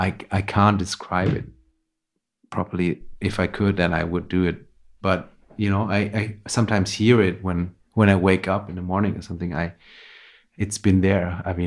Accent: Vienna, Austria; English is a second language; moved away as an adult; now in Berlin, Germany; And yeah, wasn't my plan actually when I came from Vienna.

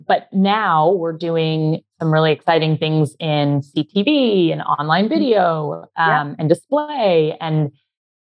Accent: Vancouver, British Columbia, Canada; moved away as an adult; now in San Francisco Bay Area, United States; I'm Canadian. I'm originally from Vancouver. So I moved to California about 10 years ago now.

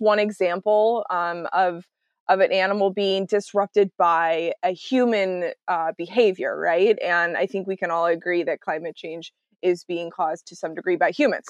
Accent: Texas, United States; now in Seattle, United States; I, I live in Seattle, but I'm from Texas originally

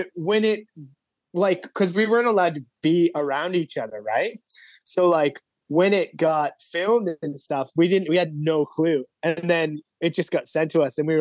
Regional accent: Toronto, Ontario, Canada; moved away as an adult; now in Sydney, Australia; I'm actually from Toronto

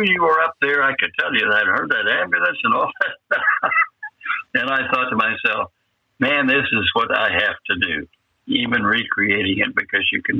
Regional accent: Muskogee, Oklahoma, United States; moved away; I got these jobs in my hometown, and my wife taught

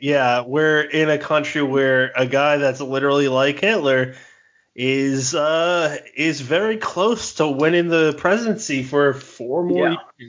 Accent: Massachusetts, United States; different areas where I grew up in Massachusetts, there's this one big city named Brockton.

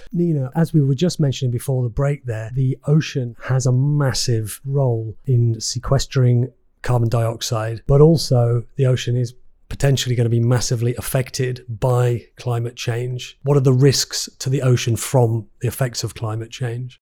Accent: England, United Kingdom; my home country of England

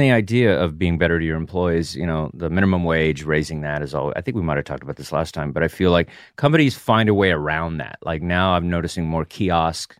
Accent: the South, United States; I come from the South.

